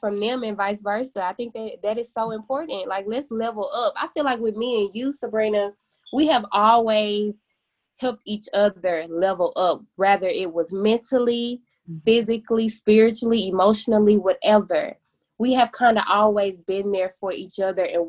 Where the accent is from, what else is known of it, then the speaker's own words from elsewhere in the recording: Memphis, Tennessee, United States; also born or lived in Murfreesboro, Tennessee; I am from Memphis, Tennessee as well. And I graduated from Southwind High School